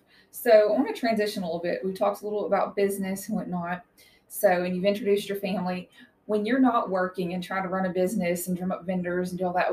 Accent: Tennessee, United States; I tell people, I came from East Tennessee, and yeah, we had a four-wheeler.

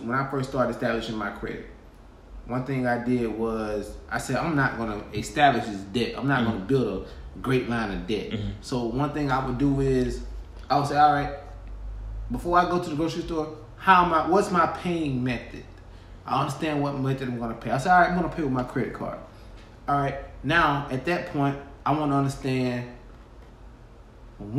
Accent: Groveville, Alabama, United States; moved away; I'm from Groveville, Alabama

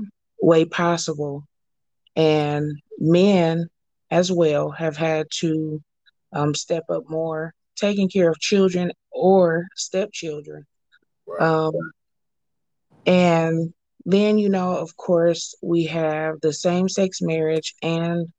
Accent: Flint, Michigan, United States; now in Arlington, United States; I am from Arlington, Texas, by way of Flint, Michigan

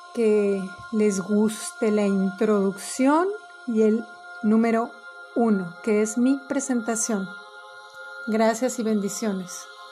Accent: Mexico; yo soy mexicana

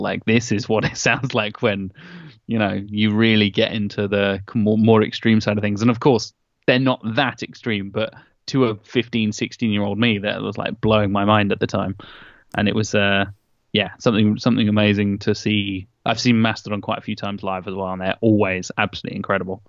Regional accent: Norwich, East of England, United Kingdom; my hometown of Norwich

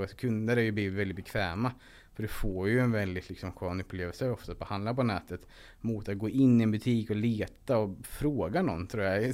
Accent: Linköping, Östergötland, Sweden; Från början så bodde mina föräldrar och jag i en husvagn på parkeringen utanför ÖB i, vid, Linköping.

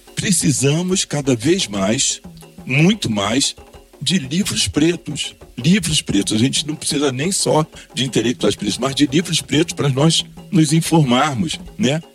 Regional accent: Duque de Caxias, Rio de Janeiro, Brazil; moved away; also born or lived in São Paulo; voltar à Baixada Fluminense, onde eu nasci. Sou nascido em Caxias, em 1956

